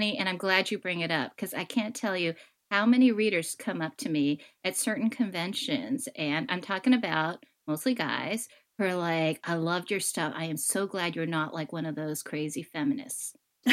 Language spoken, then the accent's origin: English; United States; being Chinese American, Asian American